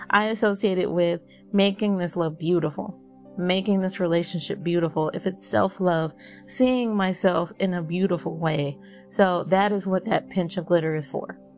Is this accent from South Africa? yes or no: no; the South, United States; and I'm from the South, so I might be saying bowl really funny.